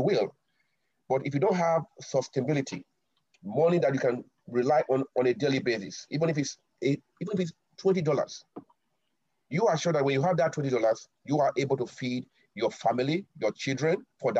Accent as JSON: {"language": "English", "town": "Benin City", "region": "Edo", "country": "Nigeria", "tie": "born or raised there", "moved": "yes", "lives_now": "Tokyo, Japan", "said": "So we grew up in a society like that. We have our own greetings in Benin"}